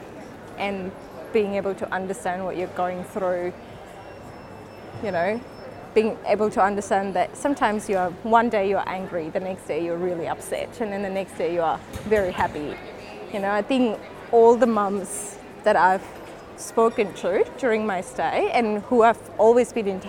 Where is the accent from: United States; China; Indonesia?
Indonesia; now in Melbourne, Australia; I am actually from Indonesia, so I was born and brought up in Indonesia, but my family is of Indian background